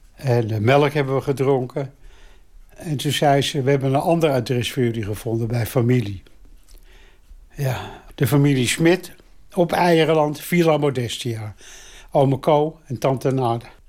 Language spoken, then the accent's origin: Dutch; Amsterdam, North Holland, Netherlands; Ik ben geboren in Amsterdam.